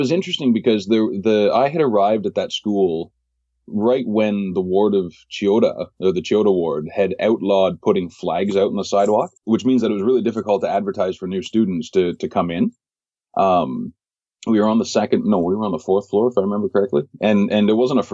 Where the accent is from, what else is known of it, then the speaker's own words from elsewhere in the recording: Toronto, Ontario, Canada; moved away as an adult; now in Tokyo, Japan; I'm originally from Toronto